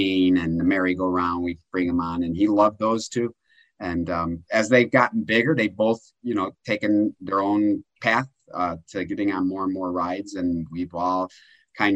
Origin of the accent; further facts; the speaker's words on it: Chicago, Illinois, United States; we grew up in Chicagoland